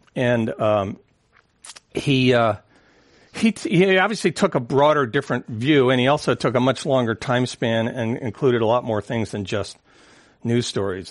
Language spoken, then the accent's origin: English; San Francisco, California, United States; growing up in San Francisco